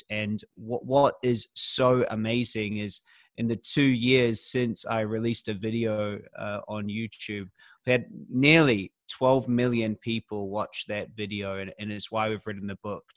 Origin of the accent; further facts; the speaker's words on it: New Zealand; now in Australia; I'm from New Zealand originally